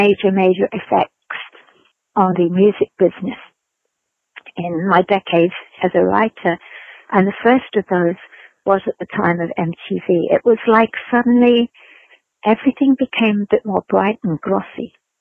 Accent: London, United Kingdom; moved away; I remember being very shocked about that when I came from London, which was much more diverse. You know, your neighbors were all sorts of backgrounds.

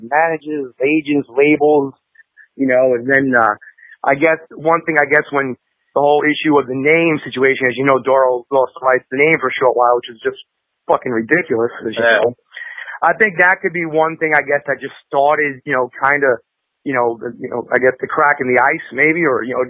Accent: New York City, New York, United States; I'm from Queens, New York

